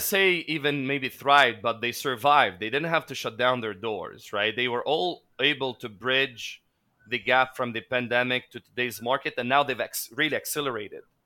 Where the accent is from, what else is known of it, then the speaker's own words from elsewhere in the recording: Lebanon; moved away as an adult; now in Philippines; growing up in Lebanon, uh, I witnessed three wars by age twenty-one.